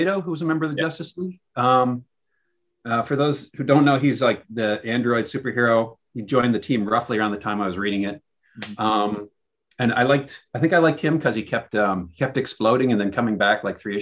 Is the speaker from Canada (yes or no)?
yes; Kitchener, Ontario, Canada; when I was a kid growing up in Kitchener, Ontario in Canada